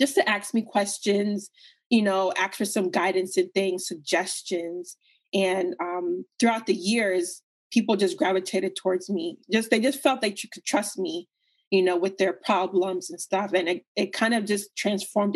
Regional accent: United States; you're a child in America and, you know, you look different

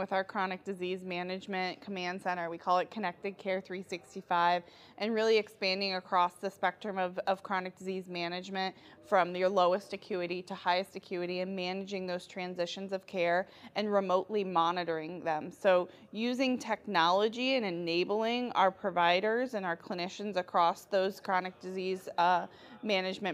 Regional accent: Detroit, Michigan, United States; I'm from Detroit.

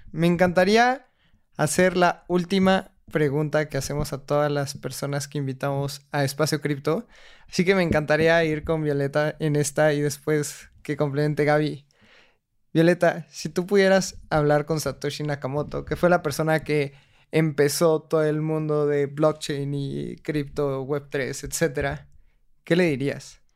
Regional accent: Mexico; mi país

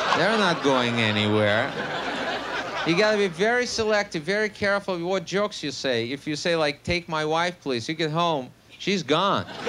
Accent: Russia; English is a second language; moved away as an adult; also born or lived in New York, United States; now in United States; I am actually from Russia. I was born there, grew up there, worked as a comedian out there.

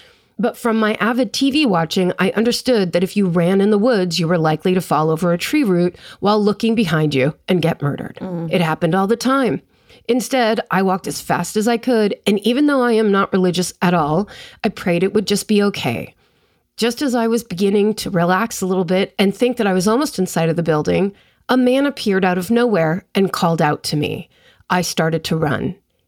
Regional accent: South East England, United Kingdom; I grew up just outside London, and then in parentheses, they put England.

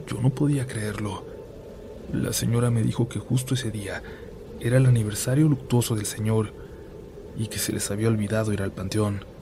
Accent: Cuernavaca, Morelos, Mexico; Yo soy de Cuernavaca, Morelos, y nos tocaba encuestar una colonia que conectaba con otro municipio del estado.

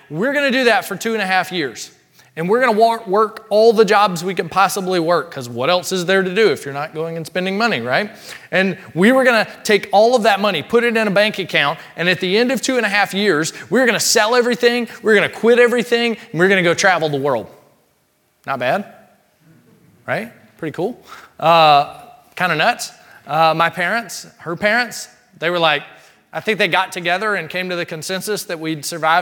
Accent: Mississippi, United States; we grew up in Mississippi, small town Mississippi in particular

